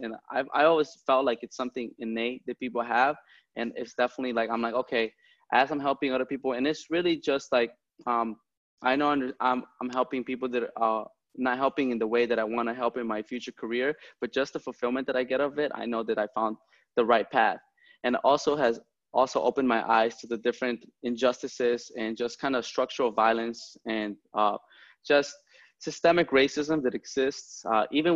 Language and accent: English; Chicago, Illinois, United States; I grew up in the Logan Park, So Humboldt Park and Logan Square neighborhoods